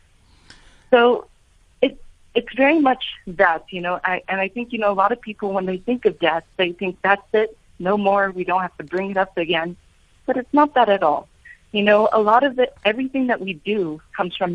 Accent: United States; accent: American; my American accent

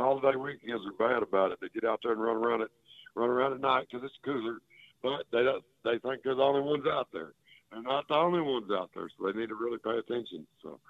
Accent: Texas, United States; where I grew up down here in Texas

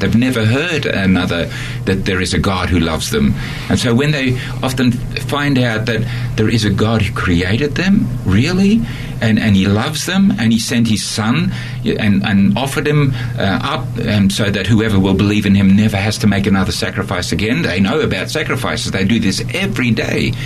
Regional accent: Australia; moved away; also born or lived in Netherlands / Borneo; I'm an Australian and um, I lived in Holland for 10 years and then went back to Australia

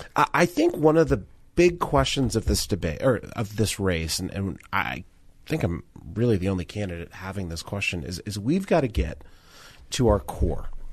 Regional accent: Denver, Colorado, United States; Growing up in Denver

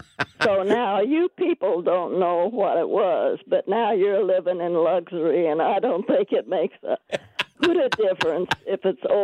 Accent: Perryville, Missouri, United States; now in Maryland Heights, United States; I grew up in Perryville, Missouri.

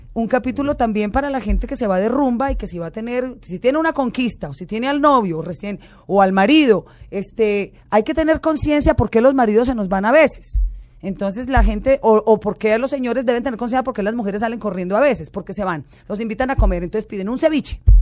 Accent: Colombia; yo soy colombiana

